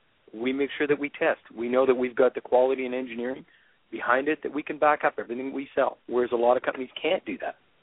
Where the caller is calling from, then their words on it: Calgary, Alberta, Canada; I'm actually in Calgary, Alberta right now.